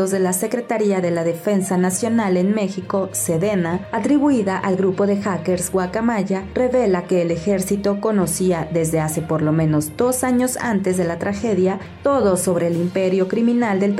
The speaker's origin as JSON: {"language": "Spanish", "country": "Bolivia", "said": "como pueblo guaraní, como indígenas, nosotros también tenemos derechos, tenemos los mismos derechos como bolivianos"}